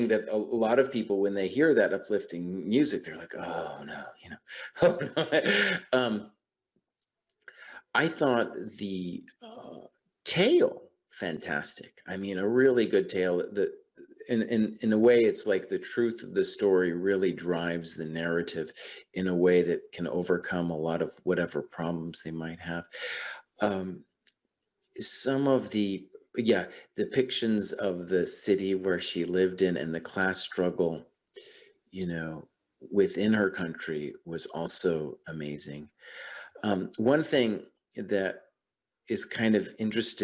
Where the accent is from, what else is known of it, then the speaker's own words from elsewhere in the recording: New Mexico, United States; also born or lived in West Coast; now in Baltimore, United States; I grew up in New Mexico and then spent some time on the West Coast.